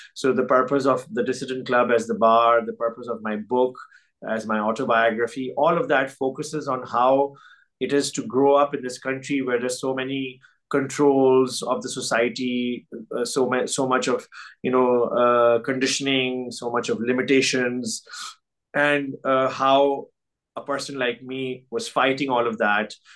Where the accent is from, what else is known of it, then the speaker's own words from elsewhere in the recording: Pakistan; moved away as an adult; now in France; it's my home country. It's where I grew up.